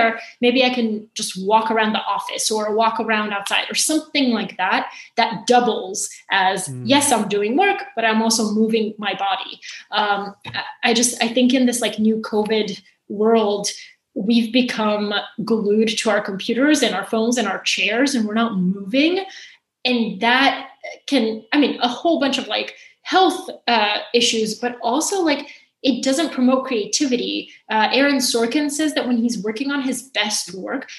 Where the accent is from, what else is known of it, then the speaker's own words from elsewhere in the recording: Atlanta, Georgia, United States; English is a second language; also born or lived in Bulgaria; now in New York, United States; When we moved from Bulgaria to Atlanta